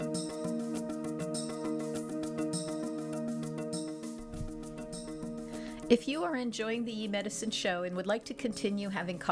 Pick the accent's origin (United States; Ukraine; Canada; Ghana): Canada; Toronto, Ontario